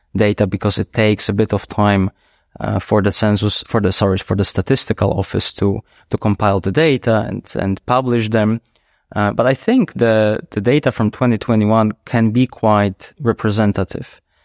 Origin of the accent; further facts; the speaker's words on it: Poland; English is a second language; now in Luxembourg; I was raised, most of my childhood I was raised in Poland, so only with one language